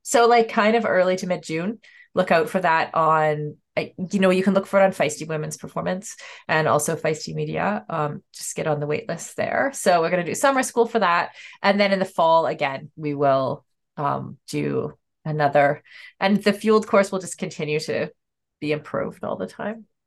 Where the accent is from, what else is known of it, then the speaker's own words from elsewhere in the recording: Canada; as a Canadian